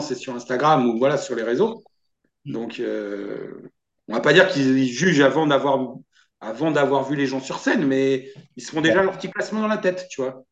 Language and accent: French; France; chez moi en France